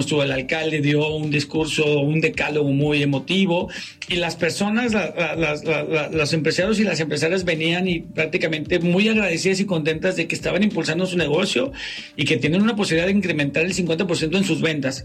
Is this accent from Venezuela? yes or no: no; Mexico; los mexicanos tenemos, somos, somos los latinos más resilientes que hay